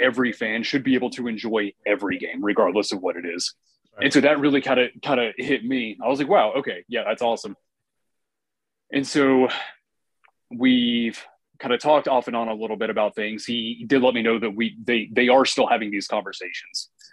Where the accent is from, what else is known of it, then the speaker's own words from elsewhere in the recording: New Hampshire, United States; moved away; I'm actually originally from New Hampshire, and um, while we lived up there